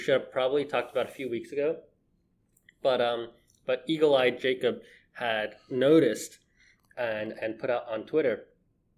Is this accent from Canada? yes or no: no; Hong Kong; now in Tokyo, Japan; I'm from Hong Kong